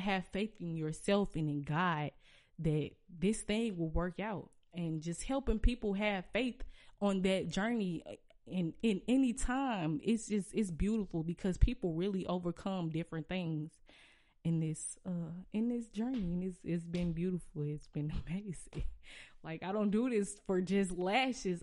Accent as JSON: {"language": "English", "town": "St. Louis", "region": "Missouri", "country": "United States", "said": "I can really rep my city and be like, \"I'm from Saint Louis,\""}